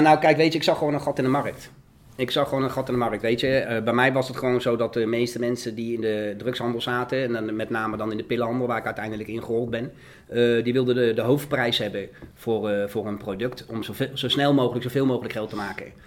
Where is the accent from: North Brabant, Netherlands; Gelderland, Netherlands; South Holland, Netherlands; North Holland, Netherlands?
South Holland, Netherlands; The Hague; ik kom uit de Schilderswijk. Ik kom uit een, uh, uit een eh, ja, behoorlijke criminele achterbuurt was dat, zeg maar, waar ik opgroeide